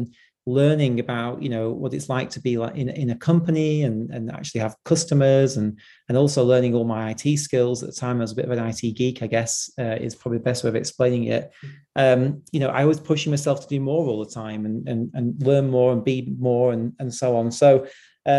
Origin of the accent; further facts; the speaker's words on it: Blackpool, North West England, United Kingdom; I grew up in Blackpool, which is, you know, quite a deprived area in the UK.